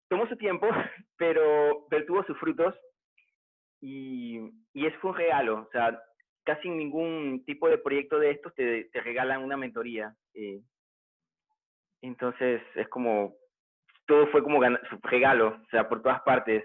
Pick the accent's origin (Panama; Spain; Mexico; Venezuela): Panama; en mi país también, aquí en Panamá